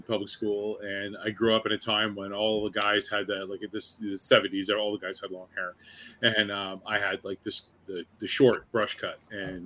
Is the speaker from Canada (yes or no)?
yes; Newmarket, Ontario, Canada; I grew up in Newmarket